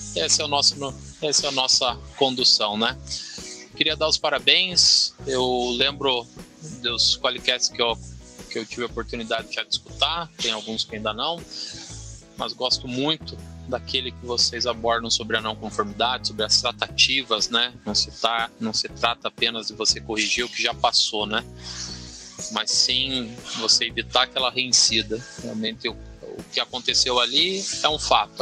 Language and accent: Portuguese; Curitiba, Paraná, Brazil; eu sou daqui de Curitiba, atuo numa, numa, empresa aqui de Curitiba, mas moro em outra cidade aqui da região metropolitana